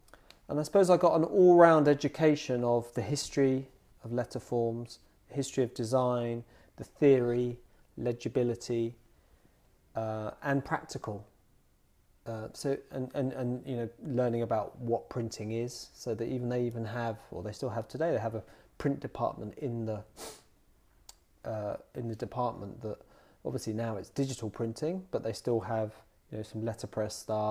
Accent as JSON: {"language": "English", "town": "Dunstable", "region": "East of England", "country": "United Kingdom", "tie": "born or raised there", "also_born_or_lived": "Luton", "said": "I was born in Luton, but I grew up in the adjacent town to Luton, which is called Dunstable."}